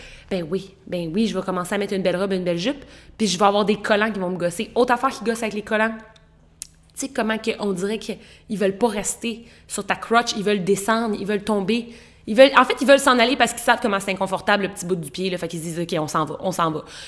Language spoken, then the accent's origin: French; Quebec, Canada; en tant que Québécois